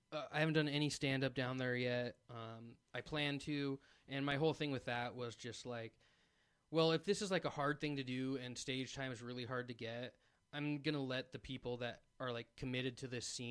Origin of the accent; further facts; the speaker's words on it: Pacific Northwest, United States; growing up in the Pacific Northwest, I was around, you know, Seahawks fans, Zags fans